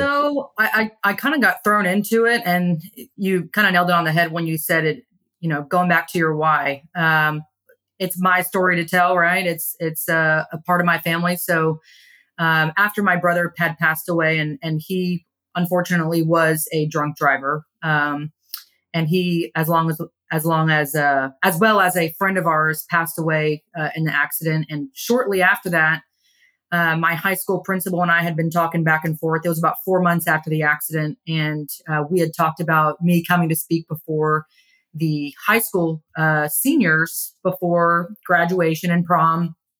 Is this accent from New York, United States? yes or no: no; Kingwood, Texas, United States; also born or lived in Pennsylvania; I grew up in Kingwood